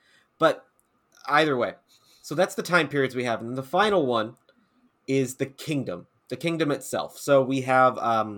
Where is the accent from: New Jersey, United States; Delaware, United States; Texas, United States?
Texas, United States; Dallas; I grew up in Dallas.